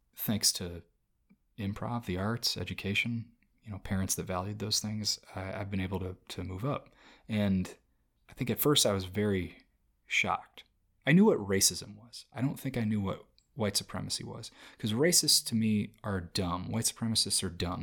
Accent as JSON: {"language": "English", "country": "United States", "tie": "born or raised there", "lives_now": "Los Angeles, United States", "said": "I grew up in America"}